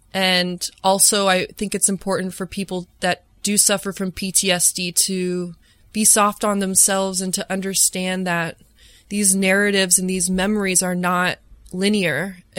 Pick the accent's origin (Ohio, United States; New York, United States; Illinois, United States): Illinois, United States; Chicago; on November 21st, we're doing a show here in my hometown in Chicago at Talia Hall.